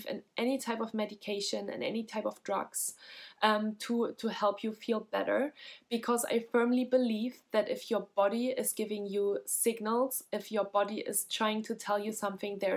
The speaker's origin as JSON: {"language": "English", "country": "Germany", "said": "I'm from Germany as well"}